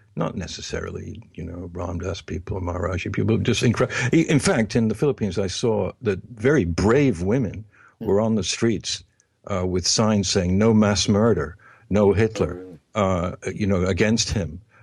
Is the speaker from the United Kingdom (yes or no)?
yes; England, United Kingdom; When I was growing up in England